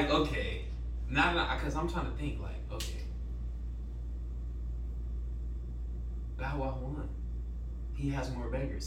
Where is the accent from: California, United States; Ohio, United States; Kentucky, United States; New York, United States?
California, United States; Long Beach; I'm from Long Beach.